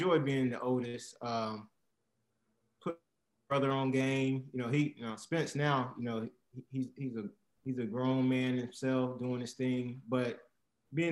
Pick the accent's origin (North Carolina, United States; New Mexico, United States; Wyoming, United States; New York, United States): North Carolina, United States; Garner; also born or lived in DeKalb County, Georgia; We moved from Georgia when I was about 4 or 5. Been in North Carolina ever since. So yeah, born and raised right here.